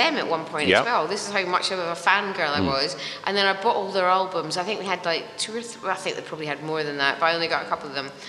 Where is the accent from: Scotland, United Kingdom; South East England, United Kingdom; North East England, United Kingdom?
Scotland, United Kingdom; Edinburgh; now in London, United Kingdom; Well, the thing is, when I go back to Edinburgh, I have to change my accent. But when I'm in London, people don't understand when I'm really Scottish.